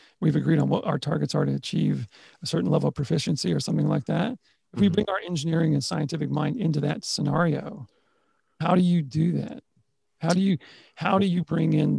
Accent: Texas, United States; I'm from Texas.

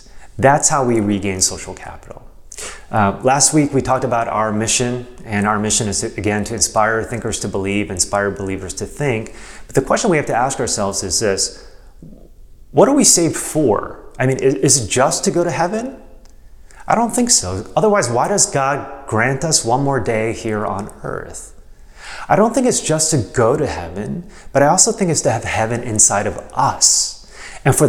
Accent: United States; I love being American

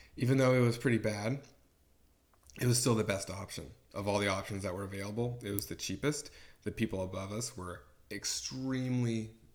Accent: Tacoma, Washington, United States; moved away as an adult; also born or lived in Seattle / San Francisco; now in Oakland, United States; I grew up in Tacoma, Washington, which isn't terribly dense. I went to school in Seattle

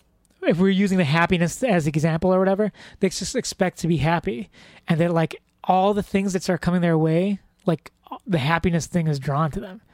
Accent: Philippines; if we're going to get all general and racist and stuff like totally generalistic traits of being of Filipino people is that they're fun loving.

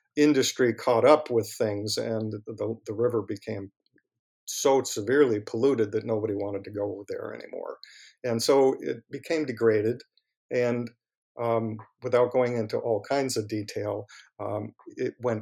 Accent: New York, United States; moved away as an adult; now in Milwaukee, United States; I grew up in New York, near New York City

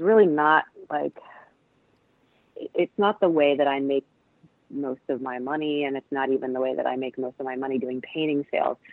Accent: Cleveland, Ohio, United States; moved away as an adult; also born or lived in East Coast; now in Pacific Northwest, United States; Cleveland, where I grew up

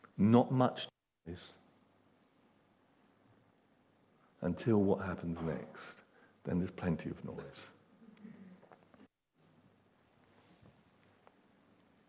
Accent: England, United Kingdom; we're English

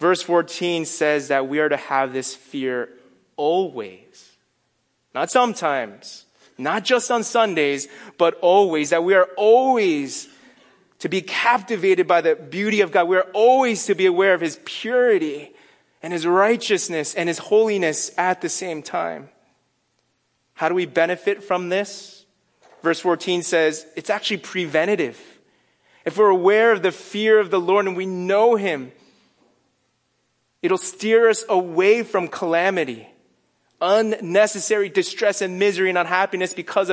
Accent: Northeast, United States; moved away; I'm from the Northeast

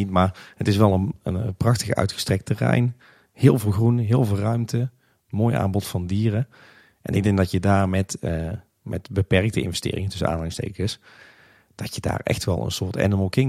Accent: Tilburg, North Brabant, Netherlands; now in Kaatsheuvel, Netherlands; ik kom oorspronkelijk uit Tilburg, daar, kennen we dat helemaal niet.

